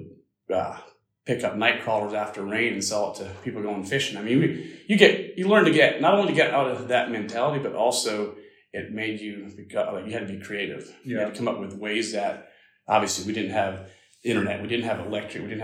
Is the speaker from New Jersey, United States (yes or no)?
no; small town in Pennsylvania, United States; growing up in the Amish community, as most of you guys don't know, it was very small. It was probably 60 families total in that area